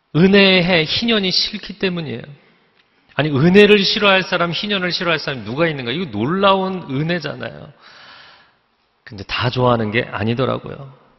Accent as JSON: {"language": "Korean", "region": "Seoul", "country": "South Korea", "tie": "born or raised there", "said": "제가 어린 시절에 잠실에 살았는데"}